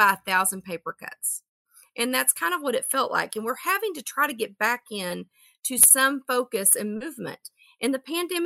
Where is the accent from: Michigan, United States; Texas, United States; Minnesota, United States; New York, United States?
Texas, United States; I'm from Texas